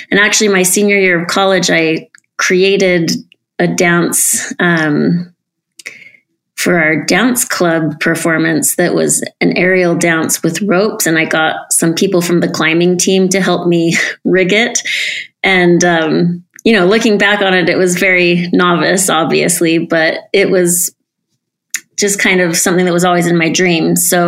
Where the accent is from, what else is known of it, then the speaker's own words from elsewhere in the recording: Salt Lake City, Utah, United States; I grew up in Salt Lake City